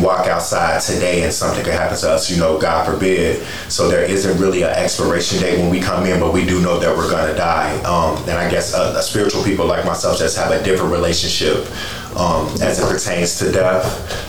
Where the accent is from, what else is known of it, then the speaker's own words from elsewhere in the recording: Chicago, Illinois, United States; Not only am I from Chicago, I am heavily connected in multiple communities in Chicago